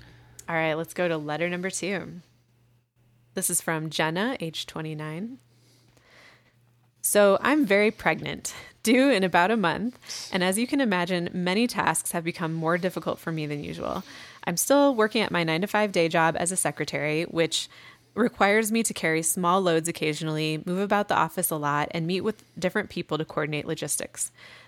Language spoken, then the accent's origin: English; Midwest, United States; I mean, I come from the Midwest too.